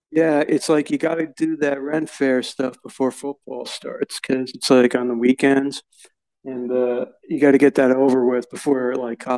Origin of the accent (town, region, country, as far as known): Akron, Ohio, United States; born or raised there